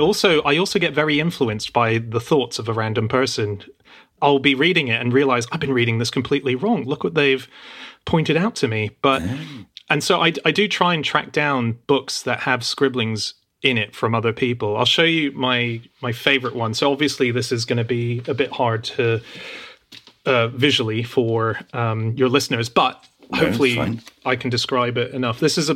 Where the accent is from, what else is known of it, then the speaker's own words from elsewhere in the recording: Australia; I don't know if that even existed when I was growing up in Australia.